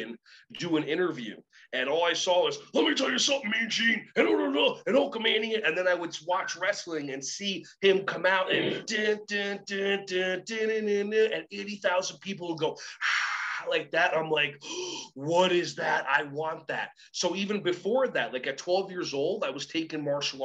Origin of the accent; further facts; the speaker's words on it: New Jersey, United States; also born or lived in Israel; I was born in Israel, hitched a ride with my parents to New Jersey when I was 4 years old